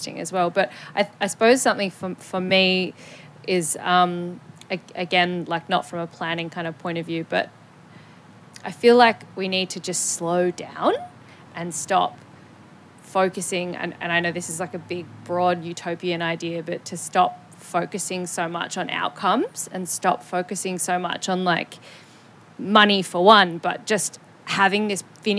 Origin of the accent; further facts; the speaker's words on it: Wurundjeri country, Victoria, Australia; I grew up on Wurundjeri country and I live now on Wurundjeri country